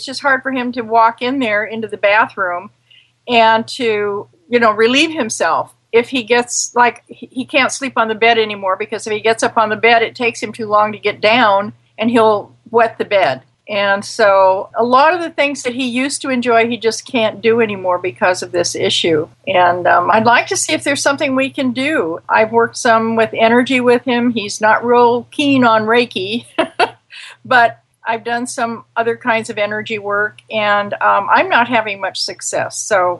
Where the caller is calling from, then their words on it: Mary Esther, Florida, United States; I'm in Florida Panhandle in a little town called Mary Esther.